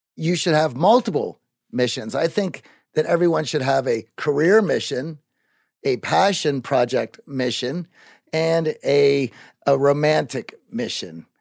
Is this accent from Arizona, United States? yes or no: no; Greensburg, Pennsylvania, United States; moved away; I grew up in Greensburg, Pennsylvania